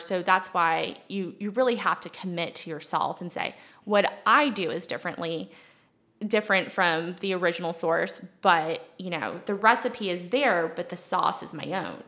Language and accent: English; Mount Pleasant, South Carolina, United States; also born or lived in Leonardtown, Maryland / Asheville, North Carolina; I was born in Maryland, okay. actually in Leonardtown, which is, you know, as far south as you could get in tobacco country. Then I moved here into Mount Pleasant, went to Clemson